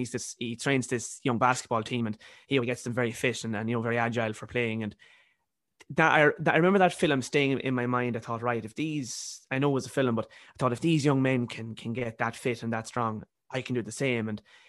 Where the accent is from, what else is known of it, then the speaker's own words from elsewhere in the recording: County Cavan, Ireland; now in Galway, Ireland; I'm originally from County Cavan, but I'm in college here in Galway.